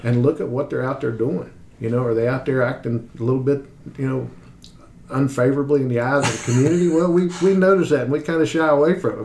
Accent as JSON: {"language": "English", "region": "West Virginia", "country": "United States", "tie": "born or raised there", "said": "I come from a, a, small town in West Virginia. You know, I grew up in West Virginia"}